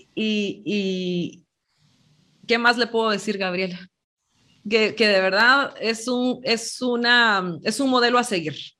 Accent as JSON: {"language": "Spanish", "country": "Guatemala", "tie": "born or raised there", "said": "aquí en Guatemala, cuando yo era jovencita"}